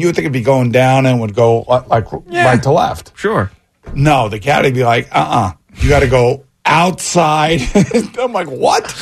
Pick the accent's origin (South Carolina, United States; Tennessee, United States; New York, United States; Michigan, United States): New York, United States; Long Island; I was from Long Island